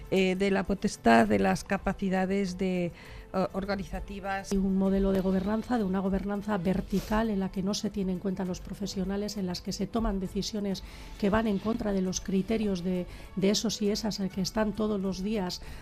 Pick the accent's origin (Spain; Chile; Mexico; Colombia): Chile; southern Chile; estamos haciendo un, tour con la oficina de turismo. Somos del sur de Chile, así que estamos acostumbrados a la lluvia y al frío.